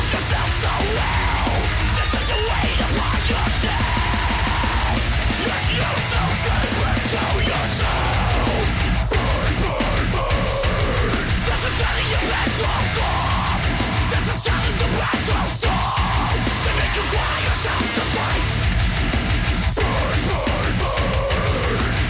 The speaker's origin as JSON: {"language": "English", "town": "Canberra", "region": "Australian Capital Territory", "country": "Australia", "tie": "born or raised there", "said": "my hometown"}